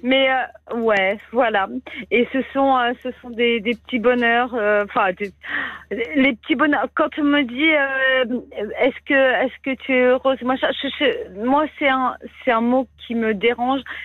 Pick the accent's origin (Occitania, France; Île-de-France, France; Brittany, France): Brittany, France; je suis bretonne